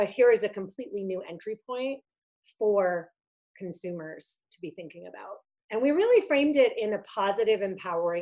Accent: outside of Boston, Massachusetts, United States; also born or lived in Italy; I had grown up in a working class family outside of Boston

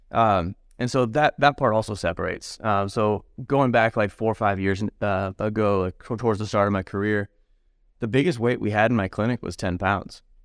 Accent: San Diego, California, United States; also born or lived in Medford, Oregon; now in Knoxville, United States; San Diego originally, and then moved up to Southern Oregon, so Medford, Oregon as well

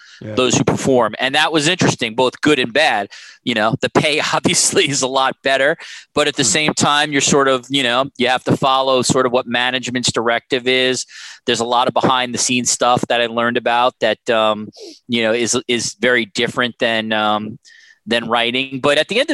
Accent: United States; moved away as an adult; also born or lived in Canada; as an American

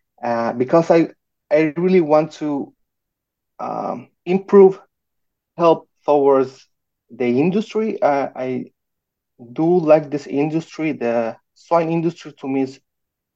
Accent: Guatemala; moved away as an adult; now in Minnesota, United States; I was born and raised in Guatemala

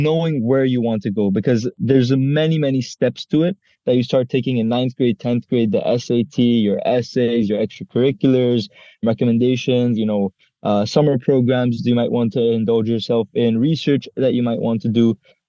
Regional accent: India; English is a second language; also born or lived in Israel; now in United Arab Emirates; go to school in Dubai at the American School of Dubai. I'm actually an international student and I'm Indian. And before that, I used to even go to school in Israel.

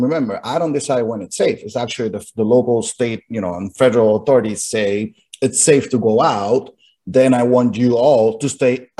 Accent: San Juan, Puerto Rico; moved away as an adult; now in St. Augustine, United States; I'm originally from San Juan, Puerto Rico, born and raised

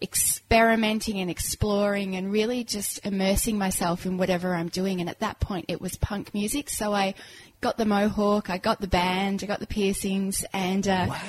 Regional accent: Kuwait; also born or lived in England / Cyprus; now in Australia; Born in England, raised in Kuwait and Cyprus, and then came to Australia with a very posh English accent, which, as you can hear, went, and it went very quickly because I got picked on.

